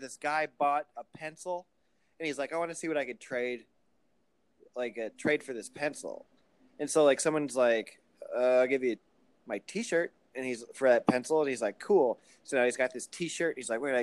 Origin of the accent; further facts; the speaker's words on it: Muscatine, Iowa, United States; my hometown of Muscatine, Iowa